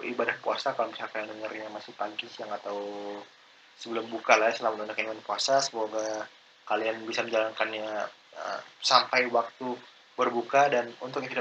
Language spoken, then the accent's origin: Indonesian; Palembang, South Sumatra, Indonesia; born there; karena gue lahir di Palembang jadi kayak ya klub sepak bola pertama yang gue kenal tuh Sujaya FC gitu loh